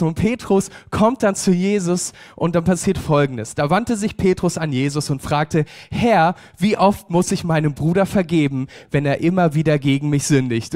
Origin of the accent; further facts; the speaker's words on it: Germany; als Deutsche